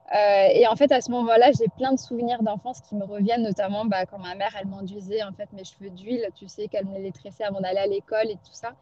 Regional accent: Pondicherry, Puducherry, India; moved away; je repars à Pondichéry, dans ma ville natale

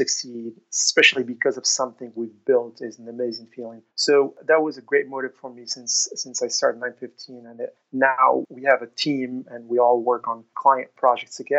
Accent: Morocco; moved away as an adult; also born or lived in Oklahoma, United States; now in Austin, United States; I was born and raised in Morocco.

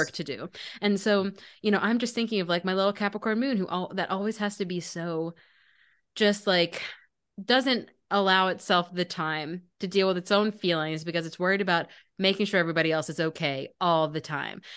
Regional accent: Maryland, United States; I grew up in Maryland, like eating crabs was my childhood

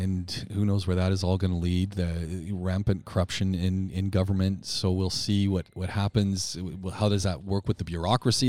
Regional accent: Canada; As a Canadian

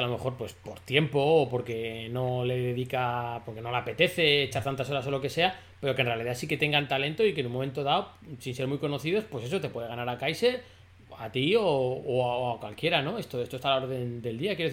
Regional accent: Cantabria, Spain; la mayoría de los que hacemos el podcast somos cántabros

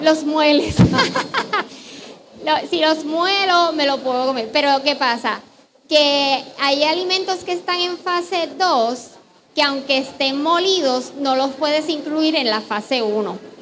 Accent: Puerto Rico; lo que somos los puertorriqueños

